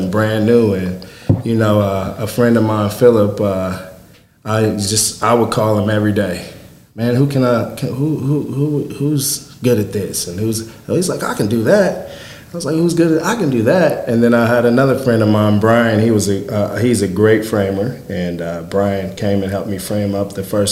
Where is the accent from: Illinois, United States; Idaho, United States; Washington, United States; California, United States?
Illinois, United States; Marion; moved away as an adult; Mine are here in Marion, and I just wanted to do some cool stuff in my hometown